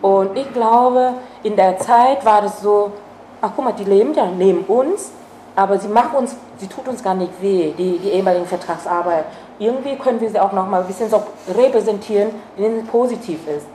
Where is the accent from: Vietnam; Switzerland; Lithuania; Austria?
Vietnam; German is a second language; also born or lived in East Germany; now in Germany; hätte ich niemals als ähm, Vietnamesin